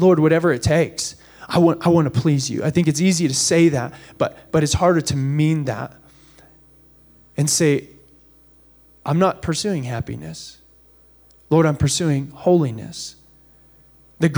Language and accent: English; United States; as Americans